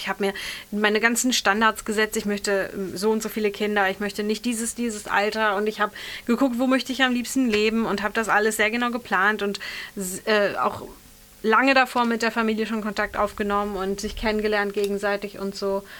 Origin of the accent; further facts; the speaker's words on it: Bergisch Gladbach, North Rhine-Westphalia, Germany; moved away as an adult; ich komme aus einer, ursprünglich aus Bergisch Gladbach, aus einer relativ ja, kleineren bis mittelgroßen